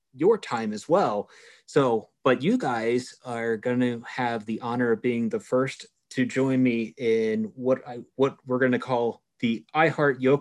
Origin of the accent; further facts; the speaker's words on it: York County, Pennsylvania, United States; I'm a York County native myself